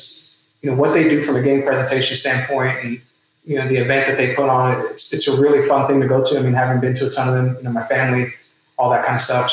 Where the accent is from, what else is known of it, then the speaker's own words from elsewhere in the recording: New York City, New York, United States; I was born in the Bronx